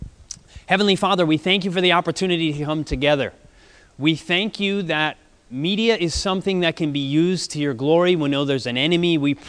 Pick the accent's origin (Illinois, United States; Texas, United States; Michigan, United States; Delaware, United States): Michigan, United States; Grand Rapids; moved away; I'm originally from Grand Rapids, Michigan. I live on the road full time.